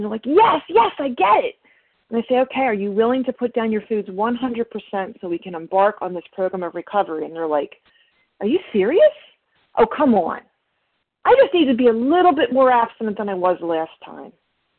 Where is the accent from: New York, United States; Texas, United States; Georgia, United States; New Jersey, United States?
New Jersey, United States; you know what, I'm from Jersey.